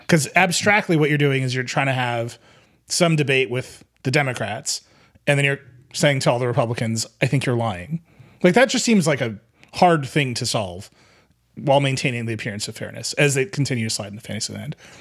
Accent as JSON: {"language": "English", "region": "Wisconsin", "country": "United States", "tie": "born or raised there", "said": "my home state"}